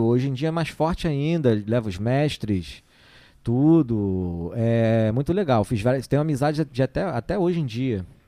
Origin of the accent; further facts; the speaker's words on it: Rio de Janeiro, Brazil; moved away as an adult; now in Ubatuba, Brazil; eu sou, sou, criado no Rio, sou, sou carioca, né? Nascido lá no Rio